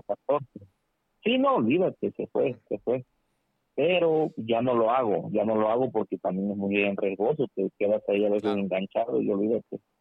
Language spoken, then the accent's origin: Spanish; Veracruz, Mexico; now in Delaware, United States; soy de Veracruz, pero yo resido acá en el estado de Delaware, en Estados ah, Unidos.